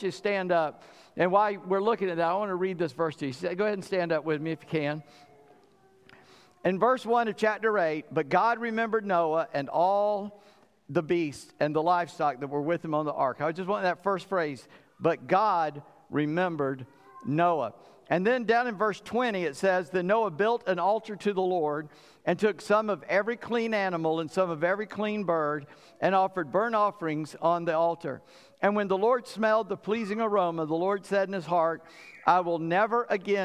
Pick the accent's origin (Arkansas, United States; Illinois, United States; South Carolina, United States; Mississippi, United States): South Carolina, United States; Charleston; moved away; also born or lived in Suffolk, Virginia; I grew up in Charleston.